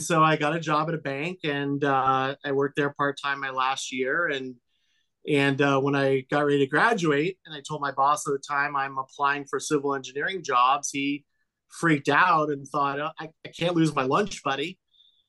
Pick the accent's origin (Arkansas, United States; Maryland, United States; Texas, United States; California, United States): California, United States; Los Angeles; I grew up here in Los Angeles. I grew up in the San Fernando Valley